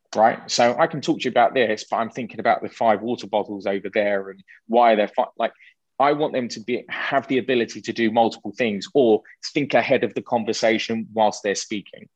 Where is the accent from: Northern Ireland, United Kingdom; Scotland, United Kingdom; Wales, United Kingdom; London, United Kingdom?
London, United Kingdom; a Jewish boy growing up in London